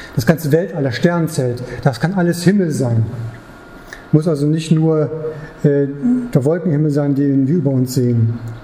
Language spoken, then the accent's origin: German; Germany; ich als Deutscher